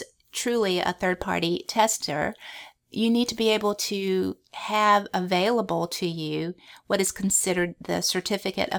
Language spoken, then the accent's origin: English; Louisiana, United States; we're from Louisiana